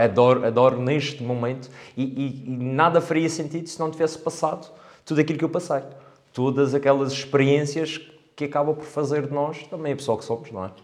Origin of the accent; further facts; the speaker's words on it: Câmara de Lobos, Madeira, Portugal; also born or lived in England; sou de cá, sou de Câmara de Lobos, um, mais precisamente da zona do Covão